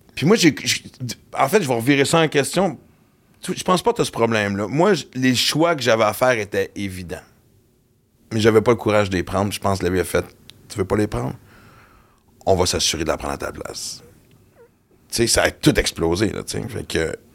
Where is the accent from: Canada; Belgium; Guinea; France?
Canada; Western Canada; moved away; J'ai grandi à l'Ouest canadien